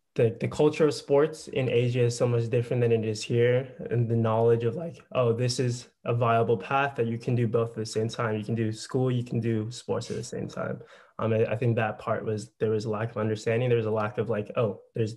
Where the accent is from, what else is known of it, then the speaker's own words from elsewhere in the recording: Cupertino, California, United States; I grew up in the Bay Area. I grew up in the city called Cupertino